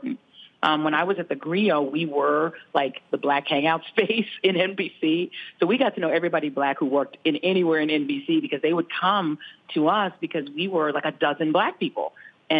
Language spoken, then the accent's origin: English; Denver, Colorado, United States; moved away; also born or lived in Brooklyn / Cambridge, Massachusetts; I grew up in Denver, Colorado, in this town called Montbello that was a white flight town.